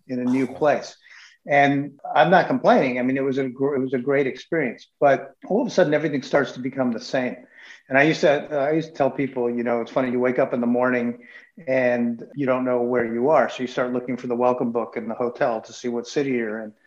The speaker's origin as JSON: {"language": "English", "country": "United States", "tie": "born or raised there", "moved": "as an adult", "said": "I grew up in in New England, in the suburbs of New York City"}